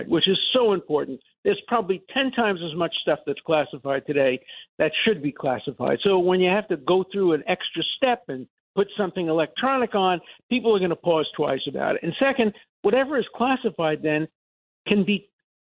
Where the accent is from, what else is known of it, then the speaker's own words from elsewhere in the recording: New York City, New York, United States; I come from Brooklyn